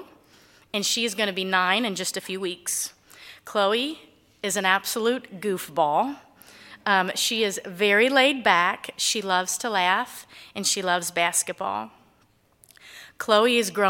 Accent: Cincinnati, Ohio, United States; I grew up in Cincinnati, Ohio. My childhood was filled with wonderful memories of family

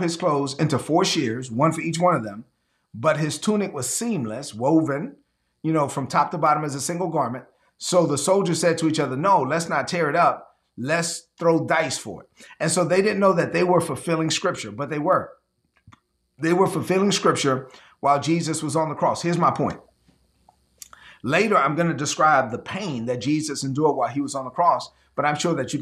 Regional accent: New York City, New York, United States; I grew up in Brooklyn

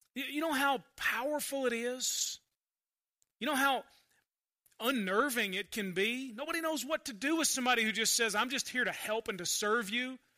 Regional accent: United States; growing up Christian in America

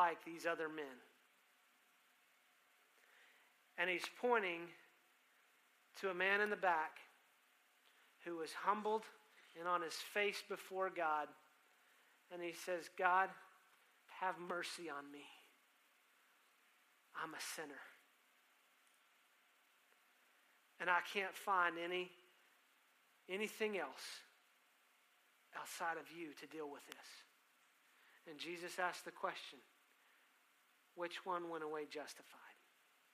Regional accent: Texas, United States; I'm a Texan

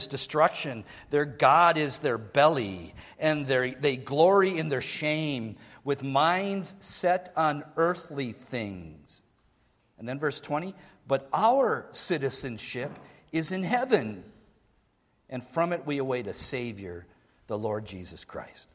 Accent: Minnesota, United States; I was born in Minnesota

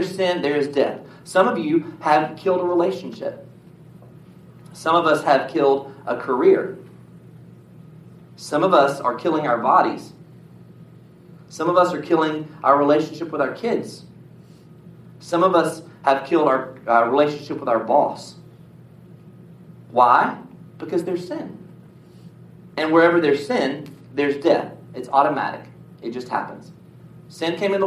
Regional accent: United States; I was born in the United States of America

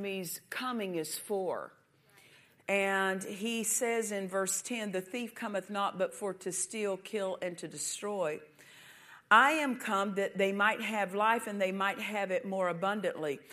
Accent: United States; I'm American

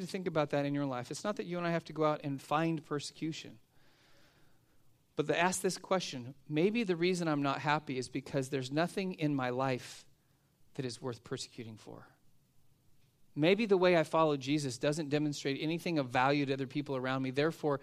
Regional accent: United States

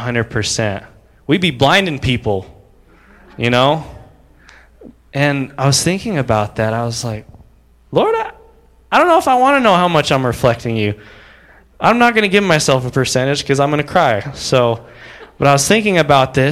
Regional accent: United States; I'm an American

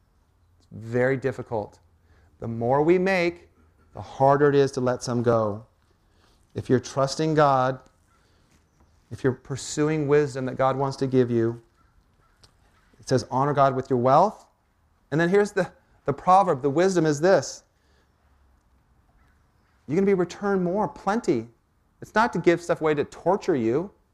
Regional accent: Port Townsend, Washington, United States; I was born and raised up in Port Townsend.

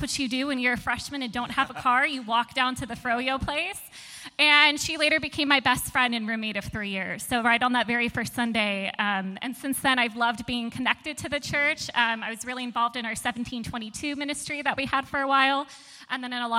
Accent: Torrance, California, United States; now in San Diego, United States; I am originally from Torrance, California

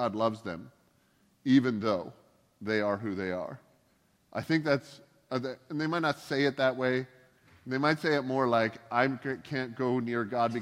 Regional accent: Canada; also born or lived in the South (United States); now in Pacific Northwest, United States; I grew up in Canada where the drinking age is kind of a suggestion.

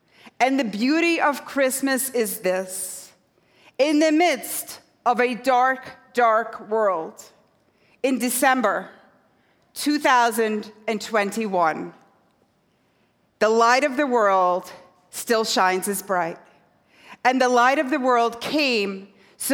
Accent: Scotland, United Kingdom; now in New York, United States; I did not grow up on this side of the Atlantic. So I grew up in a tiny fishing village on the northeast coast of Scotland.

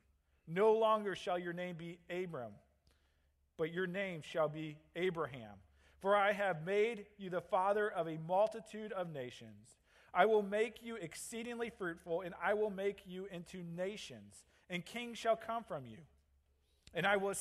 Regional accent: St. Louis, Missouri, United States; moved away as an adult; now in Green Bay, United States; I grew up in St. Louis

